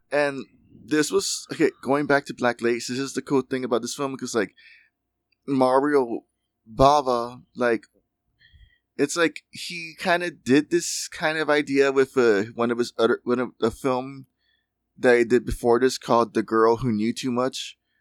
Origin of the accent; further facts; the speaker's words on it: United States; we're American